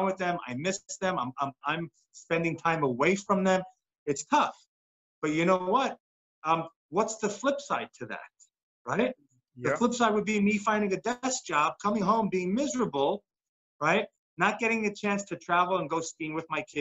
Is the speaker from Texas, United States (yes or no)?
no; New York, United States; when I was growing up in New York